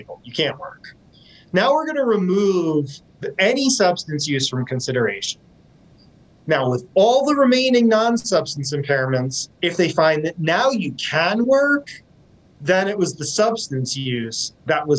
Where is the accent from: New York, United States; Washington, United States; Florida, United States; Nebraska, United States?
Washington, United States; I'm from Washington State.